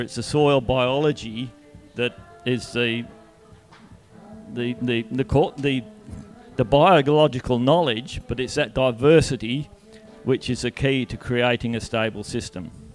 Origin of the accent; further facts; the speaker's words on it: Donnybrook, Western Australia, Australia; I grew up in Donnybrook